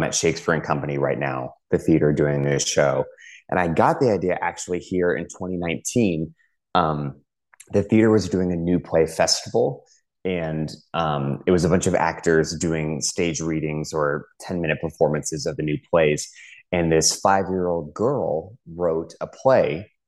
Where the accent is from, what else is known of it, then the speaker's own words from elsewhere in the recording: Houston, Texas, United States; moved away; I'm originally from Houston, Texas